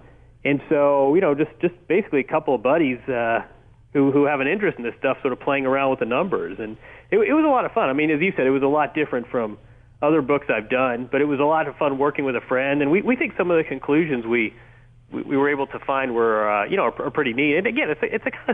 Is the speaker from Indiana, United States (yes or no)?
yes; Indiana, United States; we grew up together in Indiana